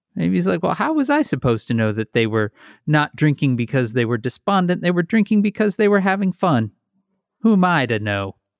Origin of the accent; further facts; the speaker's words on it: Midwest, United States; now in Chicago, United States; I'm from the Midwest